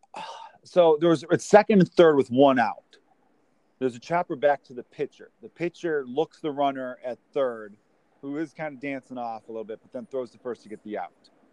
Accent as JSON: {"language": "English", "town": "Chicago", "region": "Illinois", "country": "United States", "tie": "born or raised there", "said": "I grew up in Chicago"}